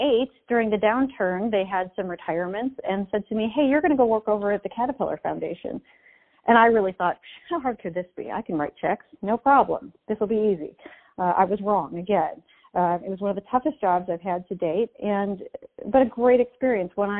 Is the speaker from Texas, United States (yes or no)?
no; Chicago, Illinois, United States; moved away as an adult; also born or lived in south of France; now in Peoria, United States; I grew up in Chicago